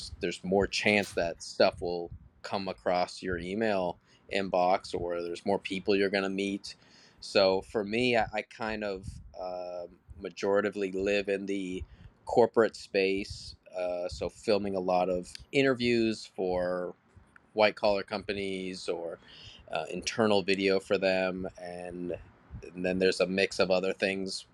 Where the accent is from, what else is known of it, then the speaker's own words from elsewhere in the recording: Cocoa Beach, Florida, United States; also born or lived in California / Orlando, Florida; I am Florida boy. I was born in California, but basically grew up here in Florida, Cocoa Beach.